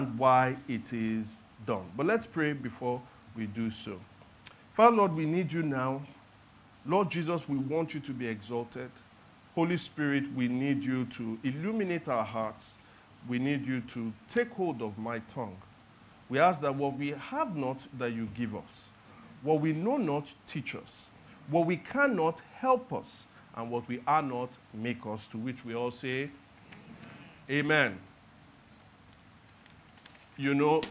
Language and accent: English; Lagos, Nigeria; I was born and raised in Lagos.